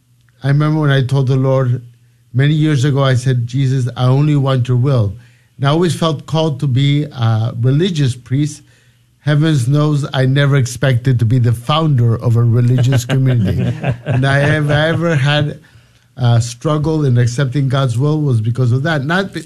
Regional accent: Lima, Peru; also born or lived in United States; I'm from Peru, from Lima, Peru. I'm, even though I lived many years in the United States because of my father's job

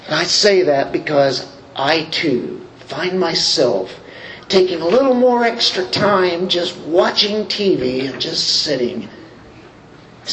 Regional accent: United States; we do here in America as American Christians

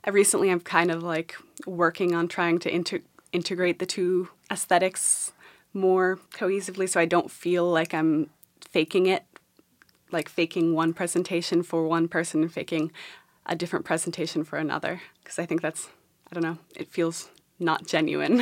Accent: New York City, New York, United States; I grew up in New York City

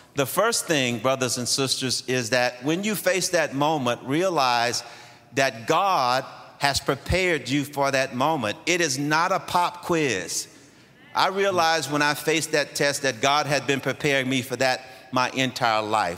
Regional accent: Shreveport, Louisiana, United States; moved away; also born or lived in Atlanta, Georgia; I was born in Shreveport, Louisiana, into a family where I had three big brothers and two little sisters.

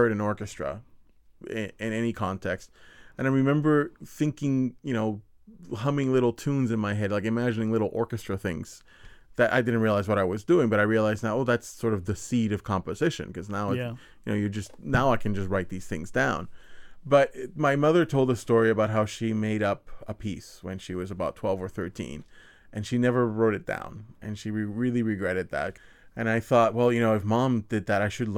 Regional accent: San Juan, Puerto Rico; I'm not from Santurce. Santurce is the hospital where I was born

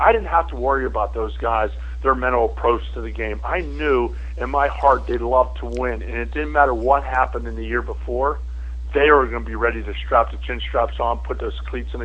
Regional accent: Pittsburgh, Pennsylvania, United States; now in Buffalo, United States; I grew up in Pittsburgh

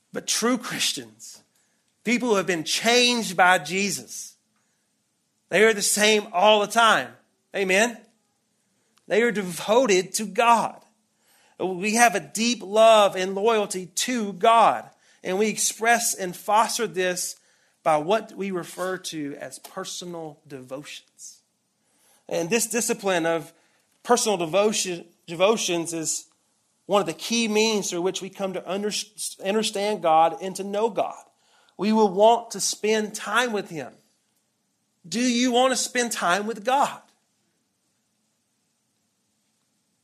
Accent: Deep South, United States; moved away; you probably can hear the accent. I grew up in the Bible Belt. I grew up in the Deep South

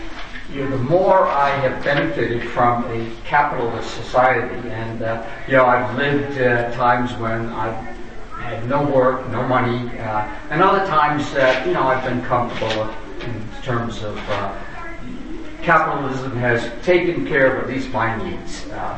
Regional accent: San Francisco, California, United States; I'm from San Francisco.

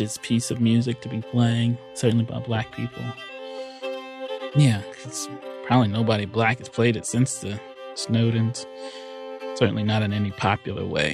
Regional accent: North Carolina, United States; I'm from North Carolina

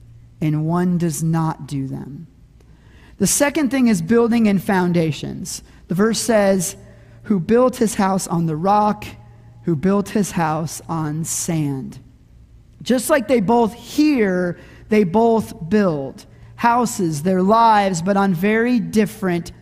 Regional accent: Arizona, United States; Growing up in Arizona, we had this season called the monsoons

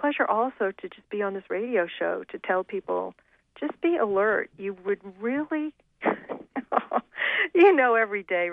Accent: Maine, United States; also born or lived in Australia; growing up in Maine

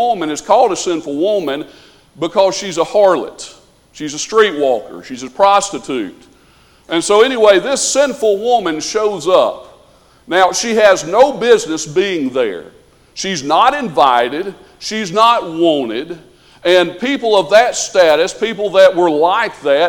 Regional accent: the South, United States; we're from the South, so we would say supper

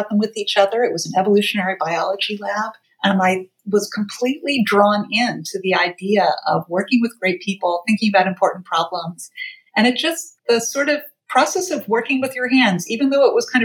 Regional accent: Athens, Georgia, United States; moved away as an adult; also born or lived in Boston, Massachusetts / San Francisco, California; now in New York, United States; I grew up in Athens, Georgia, and went to the University of Georgia

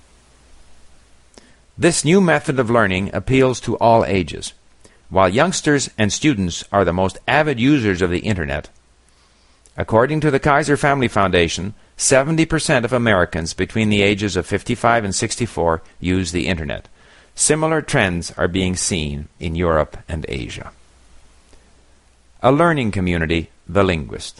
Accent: Montreal, Quebec, Canada; moved away as an adult; also born or lived in Paris / Hong Kong / Japan; I grew up in Montreal

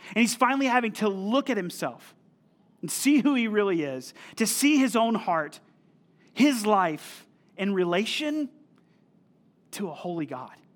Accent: North Carolina, United States; also born or lived in Missouri; I'm from North Carolina, actually from the town that we planted in, and I moved to Missouri to go to a small Bible college

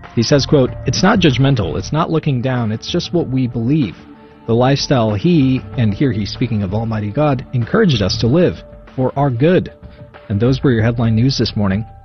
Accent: California, United States; now in Texas, United States; I come from California

